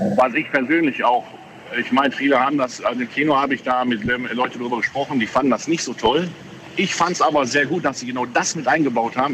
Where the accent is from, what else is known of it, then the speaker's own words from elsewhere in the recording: Ruhr area, North Rhine-Westphalia, Germany; bei uns im Ruhrgebiet